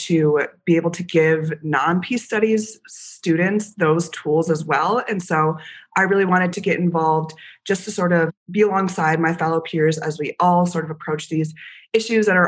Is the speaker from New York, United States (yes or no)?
no; Madison, Wisconsin, United States; I am a double marketing and peace studies major from Madison, Wisconsin